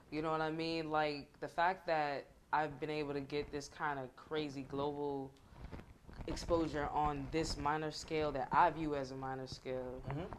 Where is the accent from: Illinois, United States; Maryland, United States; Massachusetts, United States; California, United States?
Massachusetts, United States; Boston; I'm from Boston.